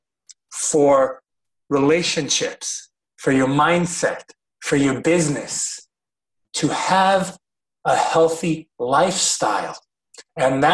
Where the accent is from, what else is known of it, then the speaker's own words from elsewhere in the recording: United States; I grew up in the American school systems. I'm a product of the American education system